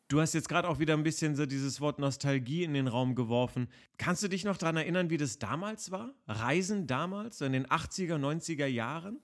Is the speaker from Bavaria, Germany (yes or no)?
no; Berlin, Germany; ich bin ja in Westberlin geboren und auch groß geworden